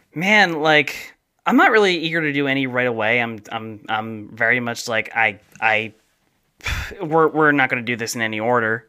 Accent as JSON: {"language": "English", "region": "New Jersey", "country": "United States", "accent": "South Jersey, Philadelphia", "moved": "yes", "said": "I have more of like a South Jersey, Philadelphia accent that comes out."}